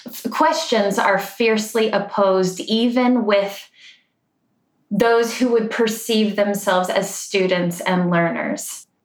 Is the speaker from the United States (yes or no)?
no; Ireland; but I like to also call them the Celtic rhythms because I'm Irish and that just feels good.